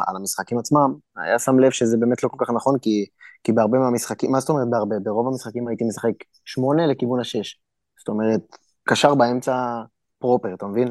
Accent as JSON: {"language": "Hebrew", "country": "Israel", "also_born_or_lived": "Turkey", "moved": "as an adult", "lives_now": "Ukraine", "said": "אנחנו באים ממדינה כמו ישראל"}